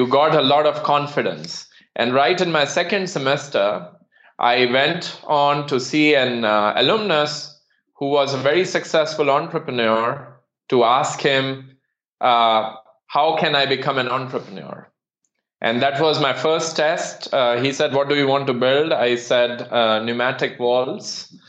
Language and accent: English; Rajasthan, India; moved away as an adult; also born or lived in Mumbai, India; now in Germany; So I come originally from India, the desert state, Rajasthan